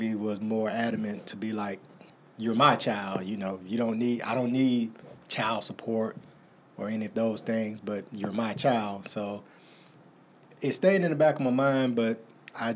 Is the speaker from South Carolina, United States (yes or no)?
yes; Greer, South Carolina, United States; also born or lived in Taylors, South Carolina; I am from Greer, South Carolina, Moore Taylors. My family grew up around the Hawkins Hill area in Taylors. But being in Greer, between Greer and Taylors, all of my life